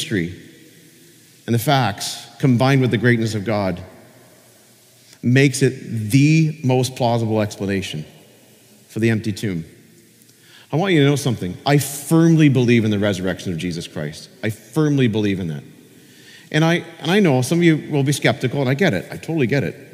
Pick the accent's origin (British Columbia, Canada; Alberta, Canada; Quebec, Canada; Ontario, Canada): Ontario, Canada; Peterborough; now in Niagara, Canada; I visited my father's grave in Peterborough, and he died a few years ago, and sometimes when I'm back in my hometown, I go to his grave